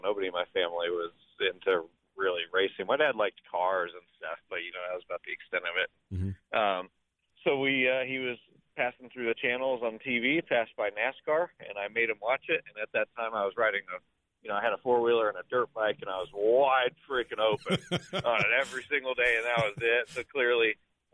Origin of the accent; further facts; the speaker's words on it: Grass Valley, California, United States; now in North Carolina, United States; I grew up in Northern California. Grass Valley was probably about an hour away from the Sacramento area